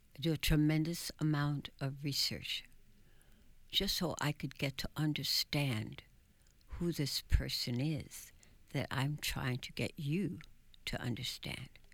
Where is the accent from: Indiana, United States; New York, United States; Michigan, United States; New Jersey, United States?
New York, United States; New York City; also born or lived in Bronx; we lived in an area that is now known in Manhattan as El Barrio